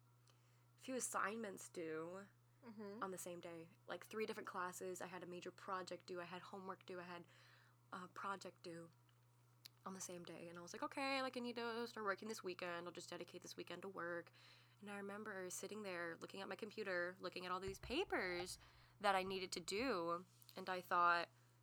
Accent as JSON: {"language": "English", "region": "Texas", "country": "United States", "said": "we're from the South"}